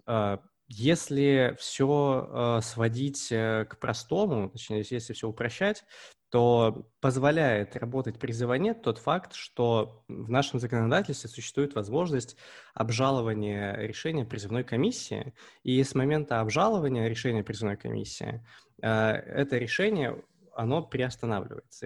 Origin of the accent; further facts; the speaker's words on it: Omsk, Omsk Oblast, Russia; я родом из Омска